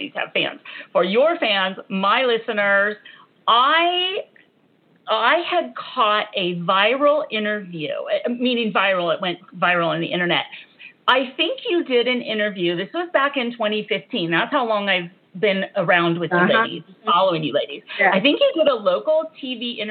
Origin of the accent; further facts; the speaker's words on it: California, United States; growing up in California